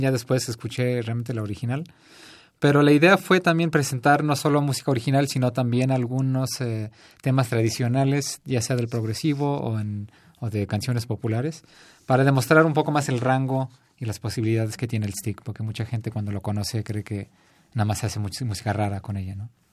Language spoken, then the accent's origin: Spanish; Florida, United States; now in Mexico City, Mexico; Yo nací en Estados Unidos, en Florida